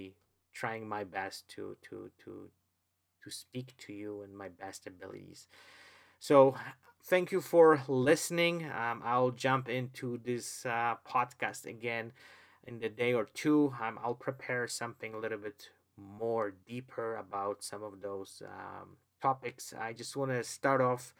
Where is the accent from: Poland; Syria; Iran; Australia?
Poland; English is a second language; moved away; English is not my, I would say, my original language. I was born in Poland. I've never went to any English schools